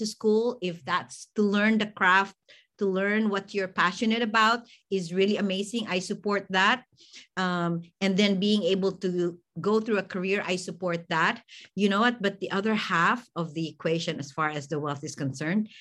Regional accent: Philippines; moved away as an adult; now in United States; I'm actually an immigrant from the Philippines. And so, you know, I'm very Filipino.

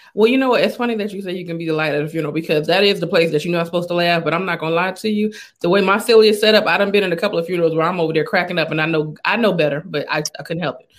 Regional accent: Los Angeles, California, United States; I'm actually from Los Angeles

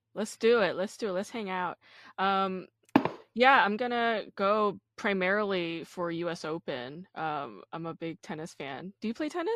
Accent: New York, United States; I'm from New York oh, originally

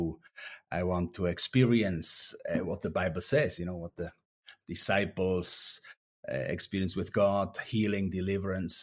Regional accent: Langnau, Bern, Switzerland; English is a second language; moved away as an adult; also born or lived in Romania; I was growing up in Langnau, in like 30 kilometers away

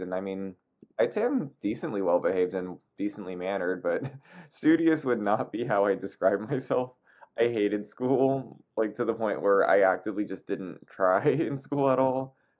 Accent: Torrance, California, United States; also born or lived in Taipei, Taiwan; I grew up in a suburb called Torrance

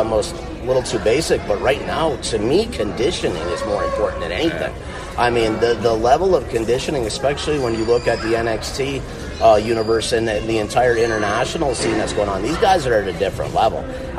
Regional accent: Midwest, United States; now in Florida, United States; Well, and I grew up in the Midwest. My dad is an iron ore miner forever. I'm former 8-year active duty Air Force guy. That's how I ended up in Florida, as I got stationed at MacDill.

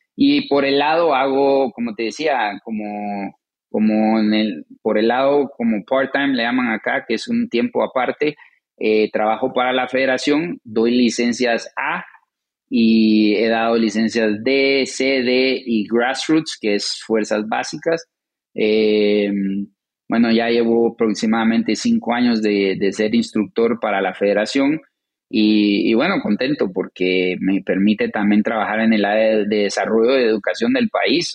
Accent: Guatemala; moved away as an adult; also born or lived in New Jersey / Colorado; now in St. Louis, United States; ya crecimos. Eh, tuvimos toda una vida en, Guatemala

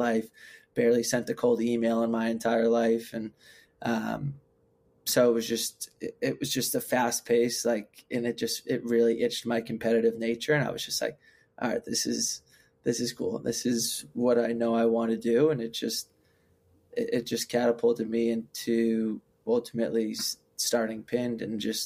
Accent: West Hartford, Connecticut, United States; moved away as an adult; also born or lived in Worcester, Massachusetts; now in Boston, United States; I grew up in West Hartford, Connecticut

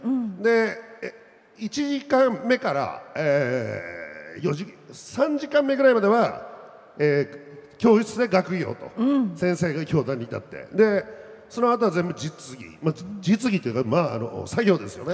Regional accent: Akita, Japan; moved away as an adult; now in Tokyo, Japan; 僕は秋田市で、まあ、太平なんですよね。

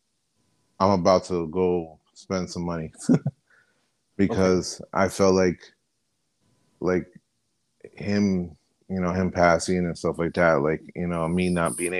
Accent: New Jersey, United States; accent: Jersey; I'm from Jersey, born and bred

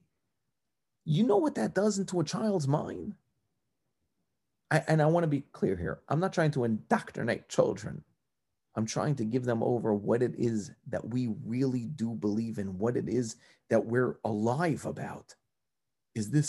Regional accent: New York, United States; also born or lived in New Jersey; now in Cleveland, United States; I grew up in New York

